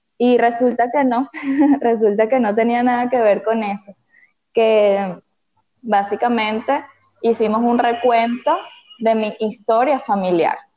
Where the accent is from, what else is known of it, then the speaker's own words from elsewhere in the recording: Venezuela; soy venezolana, estoy en Caracas, Venezuela